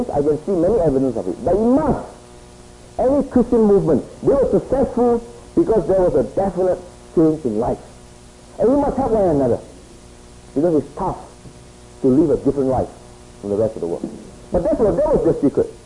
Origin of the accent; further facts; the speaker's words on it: Singapore; moved away as an adult; also born or lived in Hong Kong; I grew up in Singapore. It is sort of a little bit away from Hong Kong.